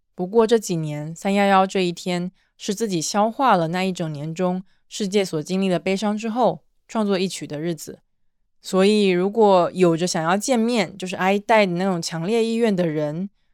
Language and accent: Chinese; southeast coast, China; moved away; 我也是出生在东南沿海一个城市的人